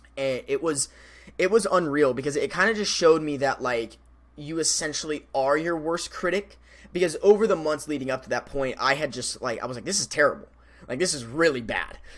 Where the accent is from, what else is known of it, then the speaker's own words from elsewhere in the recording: Colorado River, Arizona, United States; now in Phoenix, United States; I used to live on the Colorado River in Arizona.